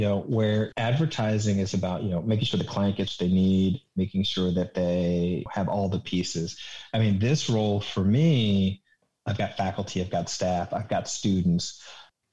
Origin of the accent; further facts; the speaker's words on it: Richmond, Virginia, United States; moved away as an adult; I'm from Richmond